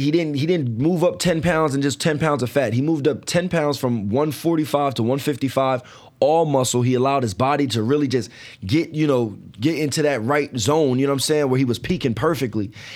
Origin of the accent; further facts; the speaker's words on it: New Jersey, United States; I'm from Jersey